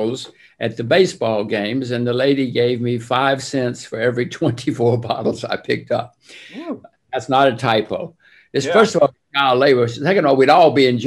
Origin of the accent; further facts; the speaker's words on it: Demopolis, Alabama, United States; My phone number was 5 when I was growing up in Demopolis